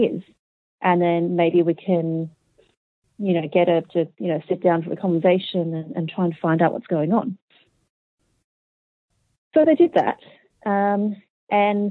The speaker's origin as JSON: {"language": "English", "country": "Australia", "also_born_or_lived": "Hong Kong", "accent": "Australian", "said": "I'm Australian"}